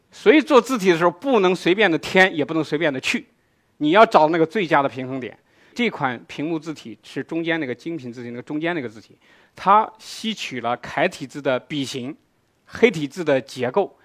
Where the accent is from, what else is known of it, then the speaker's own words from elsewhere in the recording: China; 我们中国人